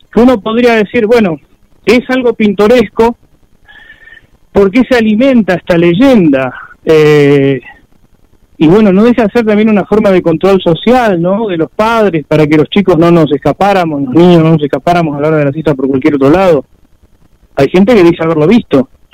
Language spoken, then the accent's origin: Spanish; Chaco, Argentina; yo nací en el Chaco